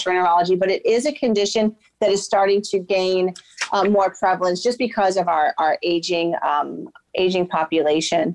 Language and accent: English; Miami, Florida, United States; also born or lived in Durham, North Carolina / Philadelphia, Pennsylvania; I am a native of Florida. I grew up in Miami, Florida.